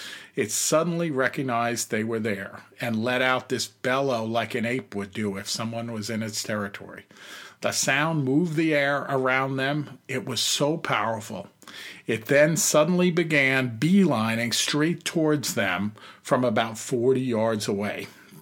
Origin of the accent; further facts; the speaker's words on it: New York, United States; moved away as an adult; also born or lived in Pacific Northwest / Arizona; we're both born and raised in New York, out on Long Island. And I, because of my career, ended up just moving away many years ago and living in all different parts around the U.S., you know, in the Pacific Northwest, which I love, and also in Arizona